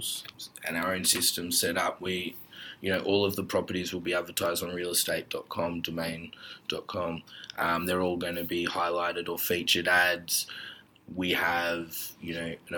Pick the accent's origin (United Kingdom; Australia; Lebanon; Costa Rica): Australia; Melbourne, Victoria; I grew up in Ormond, Bentley, Brighton, Hampton